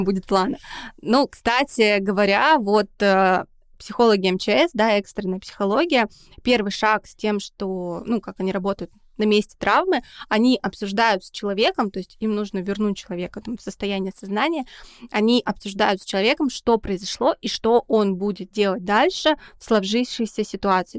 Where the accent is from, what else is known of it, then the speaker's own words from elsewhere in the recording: Saint Petersburg, Russia; мы из Санкт-Петербурга